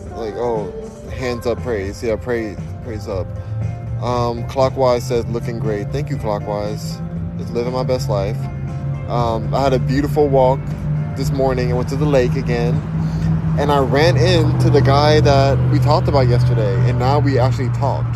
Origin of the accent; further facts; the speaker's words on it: Los Angeles, California, United States; also born or lived in Diamond Bar, California; I'm from Los Angeles, California. Born in Diamond Bar which is in Los Angeles